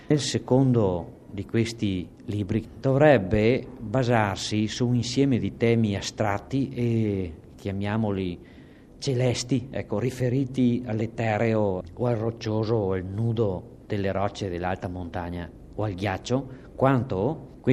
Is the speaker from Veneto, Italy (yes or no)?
yes; Veneto, Italy; accent: Alto Trevigiano dialect; in dialetto, il mio dialetto alto trevigiano